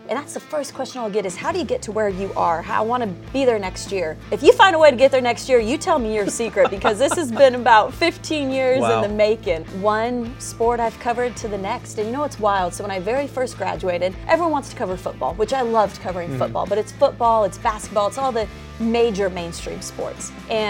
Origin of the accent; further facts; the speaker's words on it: Southern California, United States; growing up in Southern California, there's no better college football team to cover than the USC Trojans.